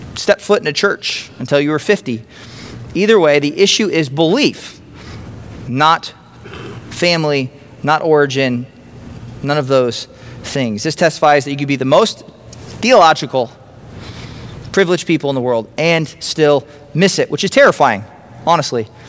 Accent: Grand Island, Nebraska, United States; moved away as an adult; also born or lived in Los Angeles; i grew up around grand island

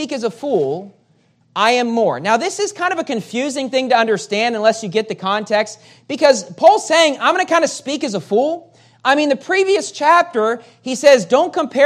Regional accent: West Virginia, United States; moved away as an adult; also born or lived in California; I'm from West Virginia, and which is very different than California.

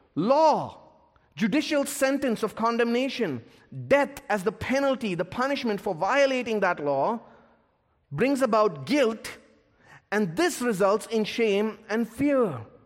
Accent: India; my home country of India

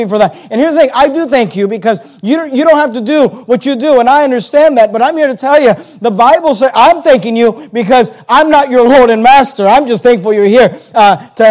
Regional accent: United States; we're American Christians, and as American Christians

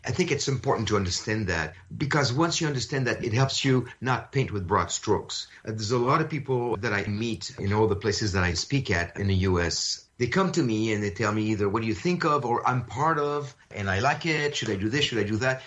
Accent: France; I was born in France of a Jewish family

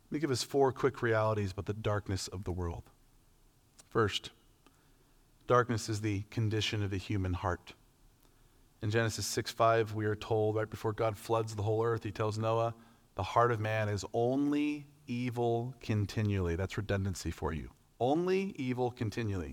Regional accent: Medford, Oregon, United States; I'm from Medford, Oregon, Southern Oregon, way down, like barely, barely across the line from California

